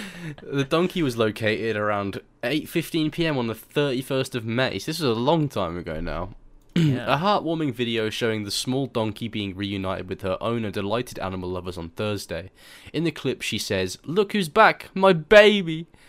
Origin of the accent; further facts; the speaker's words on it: England, United Kingdom; I'm English